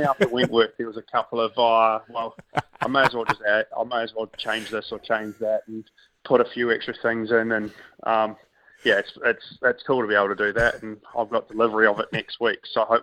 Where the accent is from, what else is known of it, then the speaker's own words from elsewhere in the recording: New Zealand; growing up in New Zealand